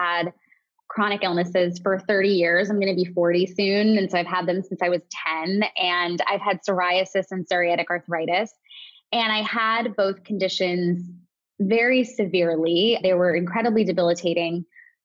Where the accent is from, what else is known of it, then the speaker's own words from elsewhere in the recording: New York, United States; I'm a New Yorker